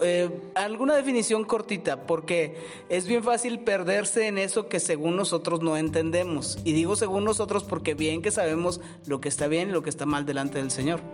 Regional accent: Mexico; como mexicano y como persona de, a pie

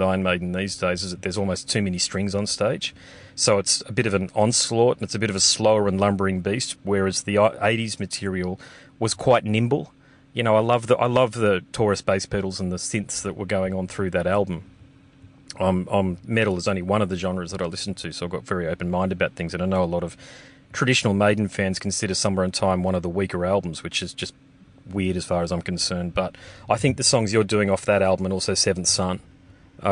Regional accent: Australia; as an Australian, I can say, who lives in regional Australia

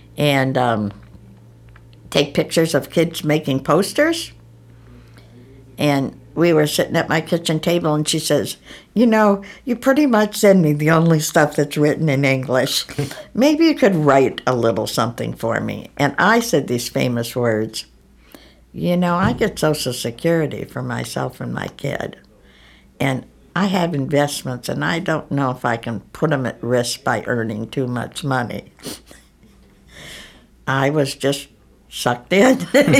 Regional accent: Cleveland, Ohio, United States; moved away as an adult; now in Troy, United States; I'm born and raised in the Cleveland area.

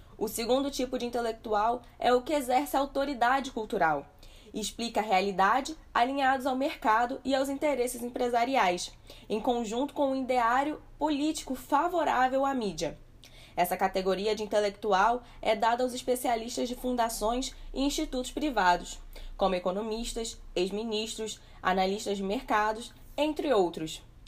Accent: Brazil; como brasileiros e pesquisadores

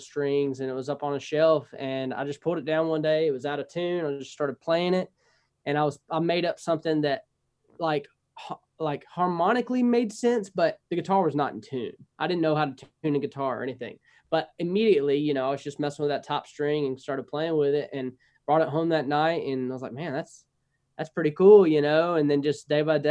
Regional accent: North Louisiana, United States; I'm North Louisiana. Most of the time I go to South Louisiana. They're like, you know, oh, you're pretty much Texas, because I'm north of Shreveport

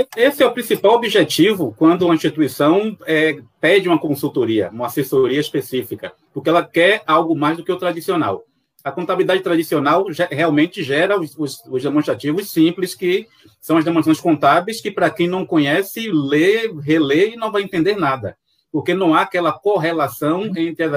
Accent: Salvador, Bahia, Brazil; accent: baiano; sou de Salvador, Bahia

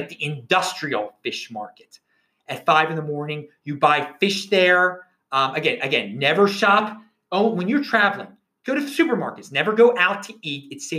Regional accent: Baltimore, Maryland, United States; if you're from a city like I am, I'm from the Baltimore area.

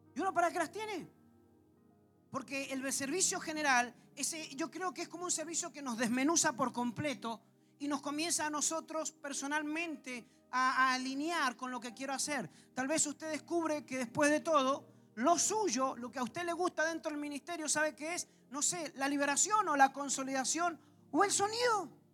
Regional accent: Argentina; como buenos argentinos que somos

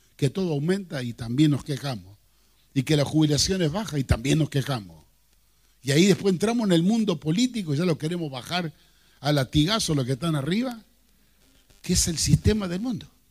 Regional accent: Rosario, Santa Fe, Argentina; nosotros en Rosario

